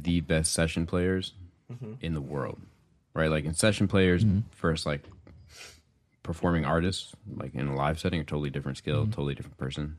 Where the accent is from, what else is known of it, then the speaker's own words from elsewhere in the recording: Michigan, United States; growing up in Michigan, like, …'s a staple.